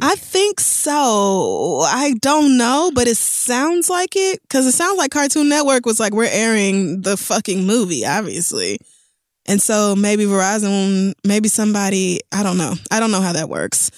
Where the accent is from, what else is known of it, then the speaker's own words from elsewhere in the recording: Tulsa, Oklahoma, United States; moved away; I'm actually coming home to my hometown, the place I grew up, Tulsa, Oklahoma.